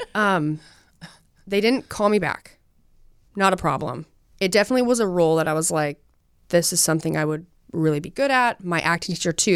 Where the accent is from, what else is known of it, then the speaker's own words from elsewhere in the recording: Utah, United States; I'm from Utah.